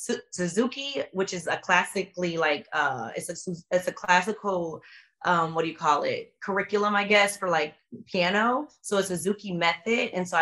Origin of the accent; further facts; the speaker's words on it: Chicago, Illinois, United States; now in Los Angeles, United States; I'm from Chicago, but I've lived in LA literally, like, I learned how to drive in LA.